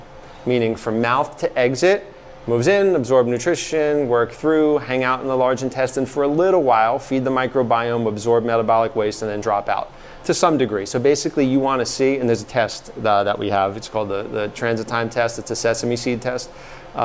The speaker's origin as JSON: {"language": "English", "town": "New York City", "region": "New York", "country": "United States", "tie": "born or raised there", "moved": "yes", "said": "I was from Staten Island."}